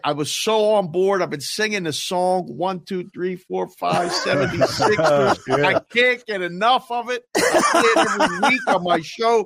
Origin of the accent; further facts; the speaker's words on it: Pittsburgh, Pennsylvania, United States; I'm originally from Pittsburgh